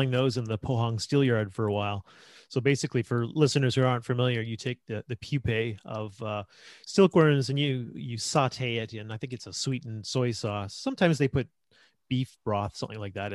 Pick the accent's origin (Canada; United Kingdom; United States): Canada; moved away as an adult; also born or lived in South Korea; That was the first time I had lived in a country with a football culture, because I'm from Canada.